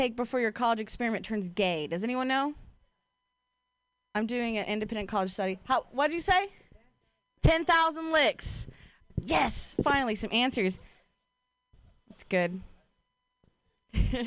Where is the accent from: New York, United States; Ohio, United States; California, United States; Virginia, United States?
Ohio, United States; now in Bay Area, United States; I'm from Ohio